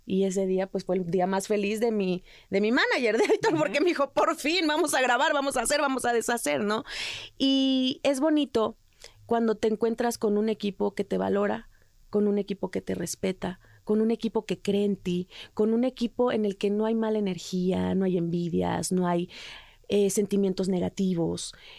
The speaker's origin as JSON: {"language": "Spanish", "country": "Mexico", "moved": "yes", "said": "soy mexicana"}